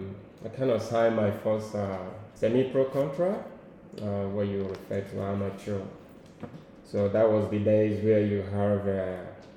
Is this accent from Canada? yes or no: no; Nigeria; moved away as an adult; now in Australia; my origin is Biafra, which is in current day Nigeria, so but we don't like to refer as Nigerians. and I'm from the Igbo ethnic group.